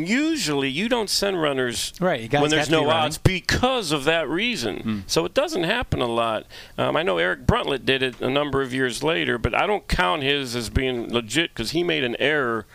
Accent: Pittsburgh, Pennsylvania, United States; I'm from Pittsburgh.

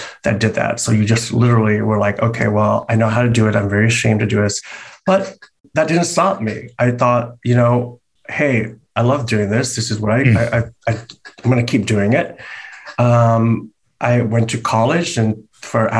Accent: San Francisco, California, United States; moved away as an adult; now in Los Angeles, United States; growing up in San Francisco, you know, it was very open to art and to culture

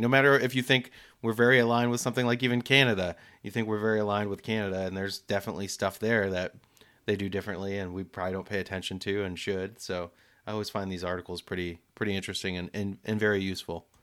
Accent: United States; we're depicted a certain way, Americans

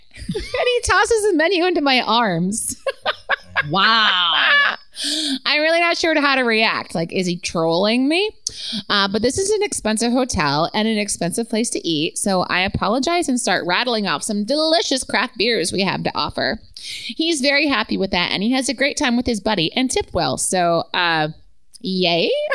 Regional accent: Utah, United States; I was born in Utah

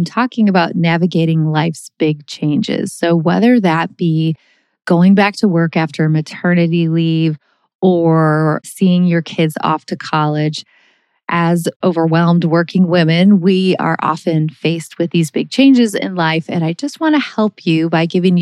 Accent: St. Louis, Missouri, United States; also born or lived in Minnesota / Texas; moving from Minnesota, where I was born and raised and surrounded by my whole family. My mom's one of 8 kids and everybody lived there and I had a million cousins, and I moved from Minnesota to St. Louis when I was in 4th grade

